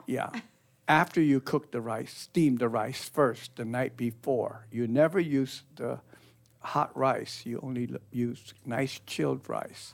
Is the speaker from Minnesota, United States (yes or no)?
no; Northern California, United States; moved away; I was raised in Northern California